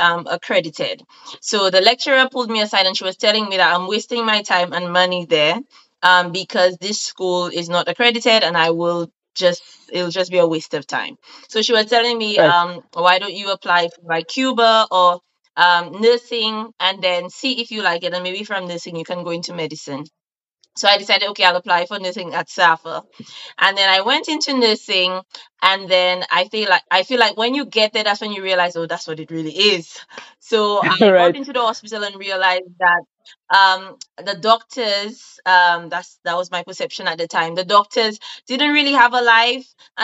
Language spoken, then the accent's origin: English; St. Lucia; moved away as an adult; now in United Kingdom; I'm from St. Lucia, but I currently live in the UK. It's 3 years now